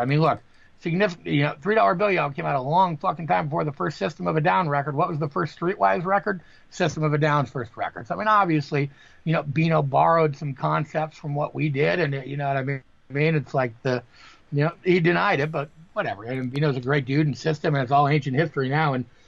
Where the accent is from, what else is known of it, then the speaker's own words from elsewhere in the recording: Green Bay, Wisconsin, United States; I'm from Green Bay, Wisconsin, and the, uh, the the paper here is called the Green Bay Press Gazette.